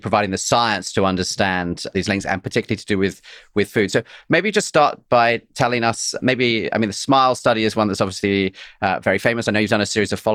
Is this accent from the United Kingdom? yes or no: yes; England, United Kingdom; I'm English